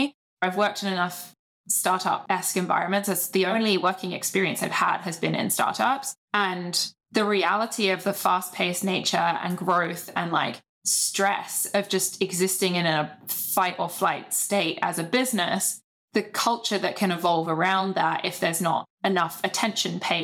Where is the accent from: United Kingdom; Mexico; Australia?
United Kingdom; being British